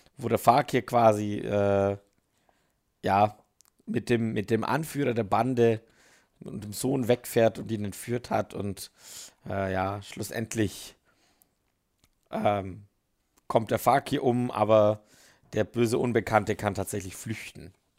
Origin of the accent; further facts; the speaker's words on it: Switzerland; ich bin nicht so als Schweizer mit deutschen Worten nicht so bewandert